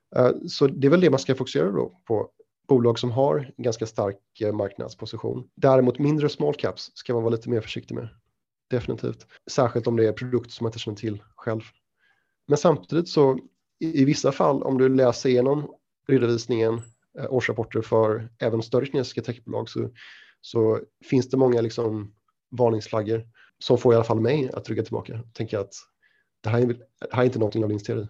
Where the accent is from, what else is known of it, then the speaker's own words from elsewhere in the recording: Sweden; moved away as an adult; also born or lived in London, United Kingdom / Shanghai, China; now in Singapore; jag är svensk, flyttade från Sverige 2006, gick på Handelshögskolan